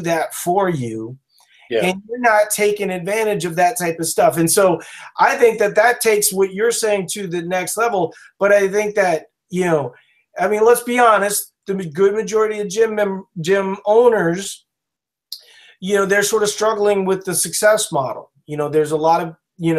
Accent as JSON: {"language": "English", "region": "Louisiana", "country": "United States", "also_born_or_lived": "Minnesota", "moved": "yes", "said": "I'm from Louisiana originally"}